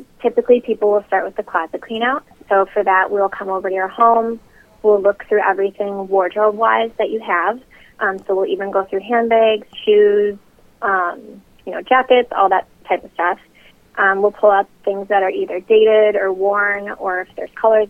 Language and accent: English; Milwaukee, Wisconsin, United States; moved away as an adult; now in Chicago, United States; I'm originally from Milwaukee, so not too far from Chicago. I lived there up until 2010 when I moved here to start my business.